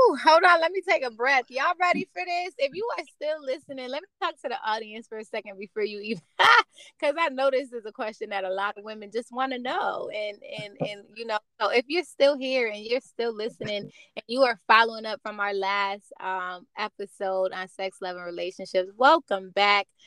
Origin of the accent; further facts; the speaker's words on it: New Jersey, United States; Jersey boy. That's where I'm from too